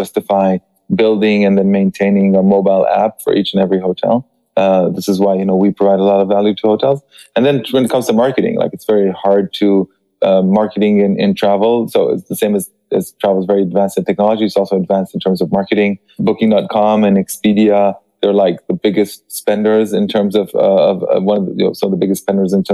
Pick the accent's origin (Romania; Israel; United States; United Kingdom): Israel; now in Paris, France; I am originally from Israel, but I am based in Paris.